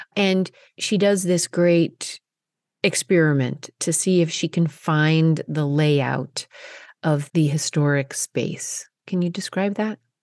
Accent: Colorado, United States; moved away; growing up in Colorado

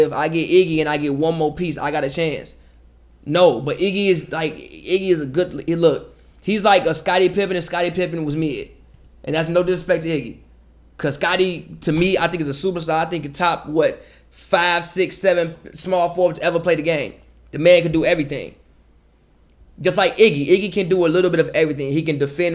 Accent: Chicago, Illinois, United States; I'm from Chicago

